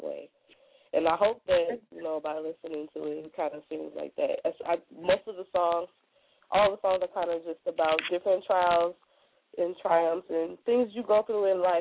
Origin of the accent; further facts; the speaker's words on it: Milwaukee, Wisconsin, United States; also born or lived in Chicago, Illinois; I was born in Chicago, raised in Milwaukee